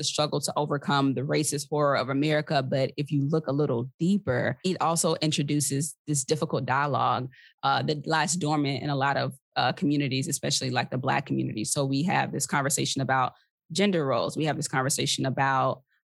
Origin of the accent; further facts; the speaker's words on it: Mississippi, United States; moved away as an adult; also born or lived in Atlanta, Georgia; now in Washington, DC, United States; Mississippi, my home state.